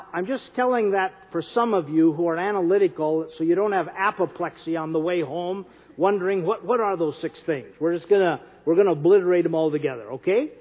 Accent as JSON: {"language": "English", "region": "North Dakota", "country": "United States", "said": "I'm from North Dakota"}